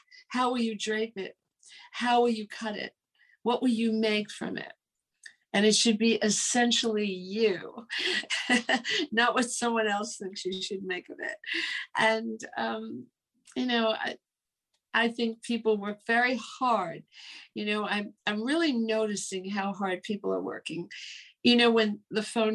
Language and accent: English; New York City, New York, United States; growing up in New York, you know, there are 9 million people here